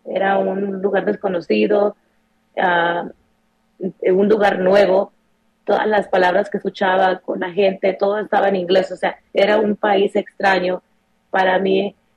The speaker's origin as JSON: {"language": "Spanish", "country": "Mexico", "tie": "born or raised there", "moved": "as an adult", "lives_now": "United States", "said": "crecimos así em, en México"}